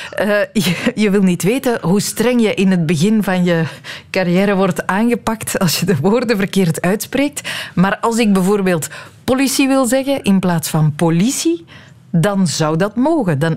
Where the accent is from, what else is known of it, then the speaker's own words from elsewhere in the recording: West Flanders, Belgium; Ik ben West-Vlaamse van origine en eh, ik struikel af en toe nog eens over gees en haas, zeker als er veel na elkaar komen.